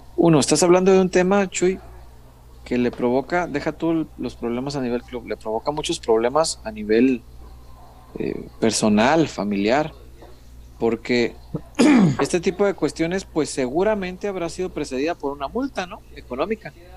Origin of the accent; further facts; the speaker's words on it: Guadalajara, Jalisco, Mexico; soy tapatío, a mucha honra